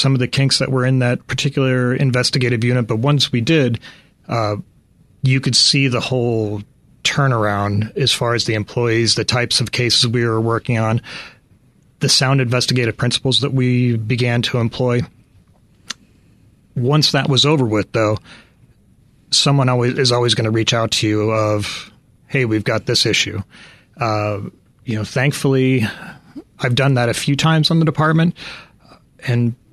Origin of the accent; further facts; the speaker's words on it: Chicago, Illinois, United States; moved away as an adult; I lived in Chicago for the first 25 years of my life